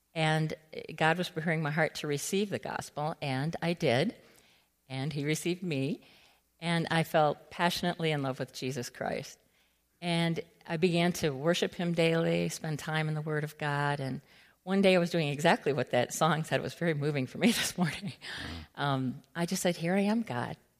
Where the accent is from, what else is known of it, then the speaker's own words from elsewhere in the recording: Allen Park, Michigan, United States; moved away as an adult; also born or lived in Guatemala / Nicaragua / Peru; I'm from Allen Park